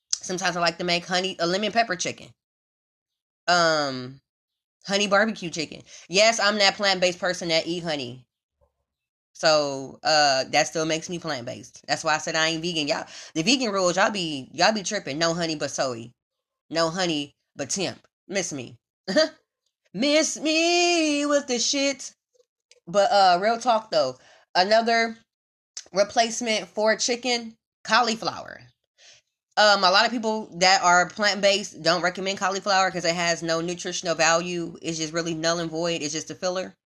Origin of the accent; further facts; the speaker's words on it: Midwest, United States; moved away as an adult; also born or lived in Houston; now in Los Angeles, United States; And I'm from the Midwest